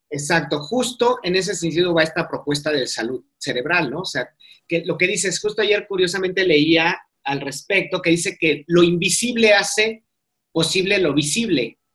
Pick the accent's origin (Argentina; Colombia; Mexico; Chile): Mexico; nosotros que somos mexicanos